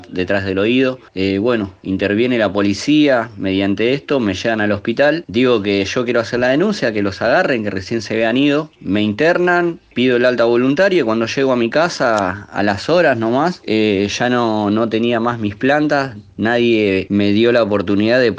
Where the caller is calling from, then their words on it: Partido de la Costa, Buenos Aires Province, Argentina; acá del Partido de la Costa. Yo soy un miembro de Reprocan. Estoy habilitado para, para tener, ser autocultivador argentino.